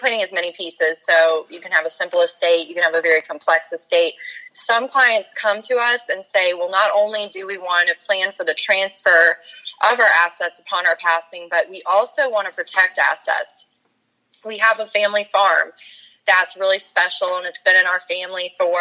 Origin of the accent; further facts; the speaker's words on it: Virginia, United States; also born or lived in Charleston, South Carolina; I grew up in Virginia, so I wanted to come back